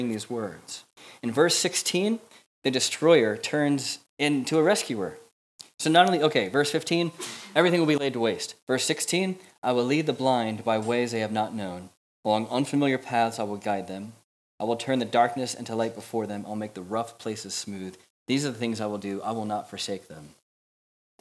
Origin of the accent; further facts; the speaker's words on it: United States; moved away as an adult; now in Manchester, United Kingdom; as an American living here